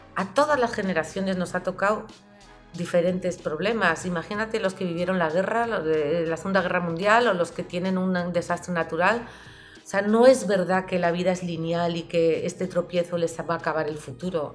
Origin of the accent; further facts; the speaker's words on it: Pamplona, Navarre, Spain; En la ciudad donde yo vivía, que soy de Pamplona